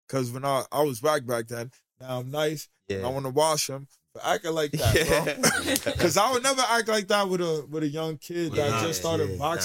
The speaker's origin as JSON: {"language": "English", "region": "New York", "country": "United States", "tie": "born or raised there", "said": "Bro, I live in the Bronx, right? The only time I grew up in the Bronx."}